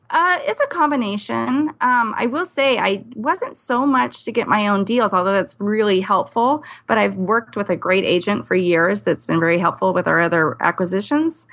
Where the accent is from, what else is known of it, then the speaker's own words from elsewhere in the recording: California, United States; now in Idaho, United States; I was born in California